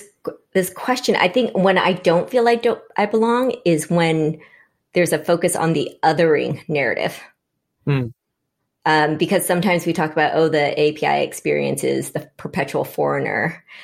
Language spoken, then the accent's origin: English; Seattle, Washington, United States; also born or lived in Vietnam / Berkeley, California; growing up on the West Coast, growing up in Seattle, and I went to Berkeley, and that was lots of Asians there.